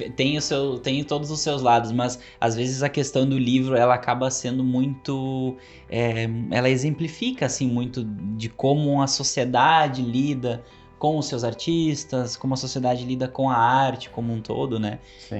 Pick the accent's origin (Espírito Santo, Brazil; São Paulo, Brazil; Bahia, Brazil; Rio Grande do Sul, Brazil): Rio Grande do Sul, Brazil; Santa Cruz do Sul; eu sou de Santa Cruz, né, e lá tem a livraria Iluminura